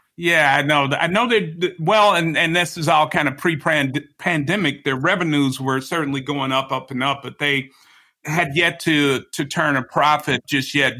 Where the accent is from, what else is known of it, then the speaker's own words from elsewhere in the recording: Chicago, Illinois, United States; moved away; I'm from I'm from Chicago originally